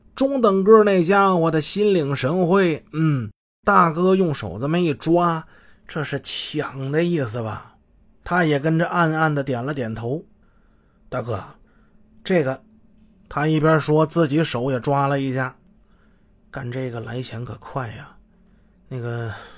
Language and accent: Chinese; Shenyang, Liaoning, China; 我们好多沈阳出租车司机